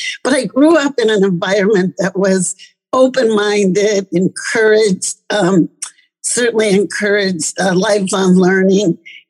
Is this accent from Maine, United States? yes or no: no; Des Moines, Iowa, United States; also born or lived in Ames, Iowa; I am a lifelong Des Moines, I always say I have the best of all worlds, born in Ames, but then soon after I came to Des Moines with my parents and lived in the Drake area as my father was a Drake professor.